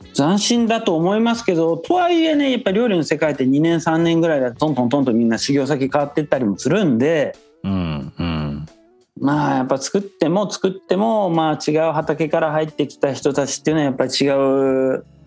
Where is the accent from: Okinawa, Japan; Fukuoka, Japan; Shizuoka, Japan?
Fukuoka, Japan; Kyushu; moved away as an adult; also born or lived in Tokyo; now in Nice, France; 僕自身はあの九州福岡出身だから